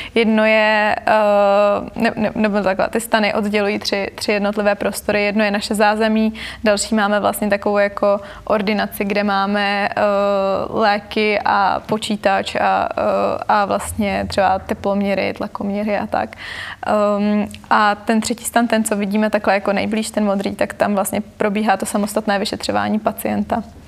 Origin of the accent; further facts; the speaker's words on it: Prague, Czechia; jsem vyrostla v Praze